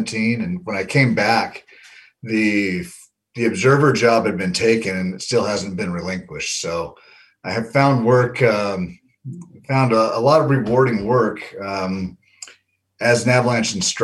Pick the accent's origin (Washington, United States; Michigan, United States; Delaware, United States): Washington, United States; Wenatchee; also born or lived in Seattle, Washington / Bellingham, Washington; now in Maple Falls, United States; I grew up in Wenatchee, Washington, central Washington